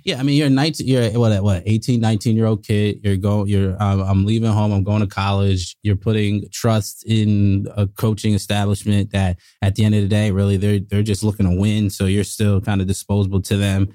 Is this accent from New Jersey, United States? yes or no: yes; South Orange, New Jersey, United States; also born or lived in Montana; I grew up in, uh, South Orange, New Jersey